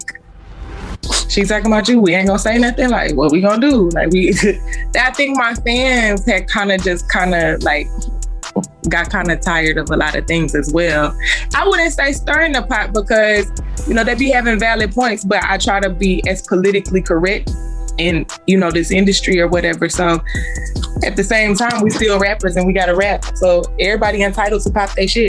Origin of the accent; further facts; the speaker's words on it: South Carolina, United States; I'm from South Carolina